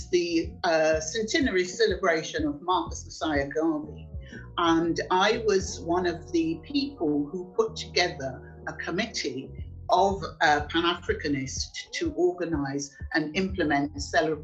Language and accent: English; United Kingdom; also born or lived in Jamaica; I was born in Jamaica, came to this country 16th of January 1959, as a child, obviously, and lived nearly all of my life in Britain